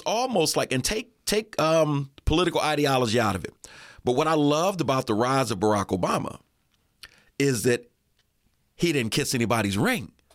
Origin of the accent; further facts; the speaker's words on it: Erie, Pennsylvania, United States; also born or lived in Atlanta; I lived in Atlanta for about eleven years, but I'm born and raised in Erie